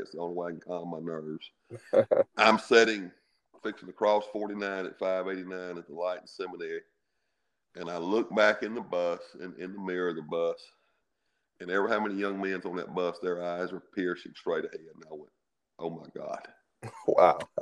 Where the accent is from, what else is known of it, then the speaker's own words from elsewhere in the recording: Bassfield, Mississippi, United States; I'm from Bassfield